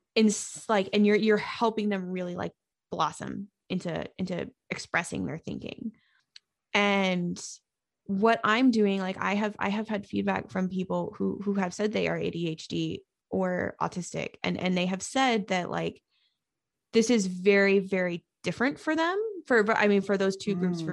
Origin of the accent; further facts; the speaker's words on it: New England, United States; I'm from New England